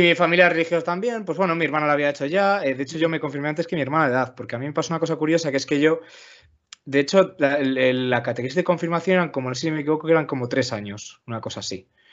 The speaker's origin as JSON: {"language": "Spanish", "town": "León", "region": "Castile and León", "country": "Spain", "tie": "born or raised there", "also_born_or_lived": "Asturias", "said": "nací en León y soy de León"}